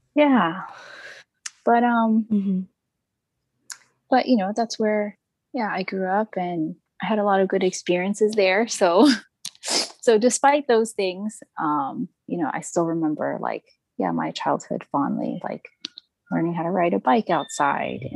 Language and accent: English; Texas, United States; I grew up in Texas in a pretty diverse neighborhood